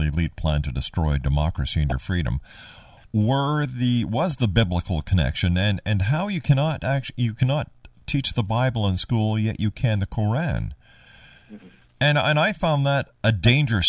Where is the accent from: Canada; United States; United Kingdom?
Canada; I'm being a Canadian